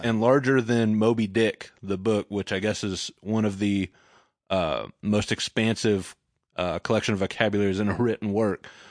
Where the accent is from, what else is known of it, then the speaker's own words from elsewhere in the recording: Dallas, Texas, United States; moved away; also born or lived in Nacogdoches, Texas / Austin, Texas; I'm from Dallas originally